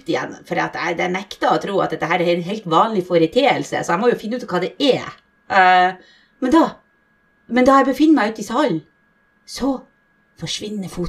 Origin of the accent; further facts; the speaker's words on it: Bergen, Vestland, Norway; Men altså, jeg skal være ærlig, da, siden jeg er fra Bergen, og jeg har ikke, jeg har ikke opplevd noe sjøl.